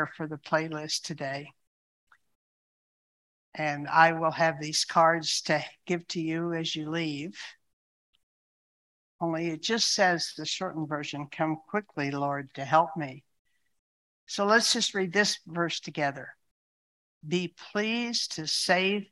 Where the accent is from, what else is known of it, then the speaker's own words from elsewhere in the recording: United States; I'm an American